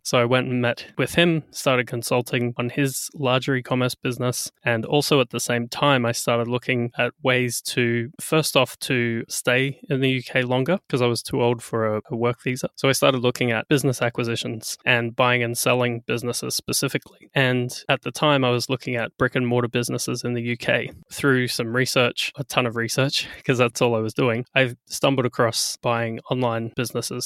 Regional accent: Australia; also born or lived in Brisbane, Australia; So I'm Australian as well

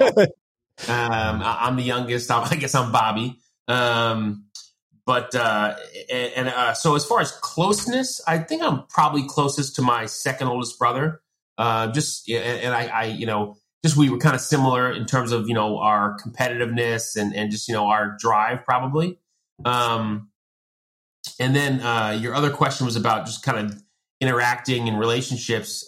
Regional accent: Long Island, New York, United States; I grew up in Long Island

